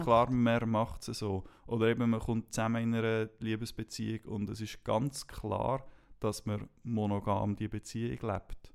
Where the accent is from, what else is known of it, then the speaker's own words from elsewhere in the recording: Switzerland; Ich bin in der Schweiz aufgewachsen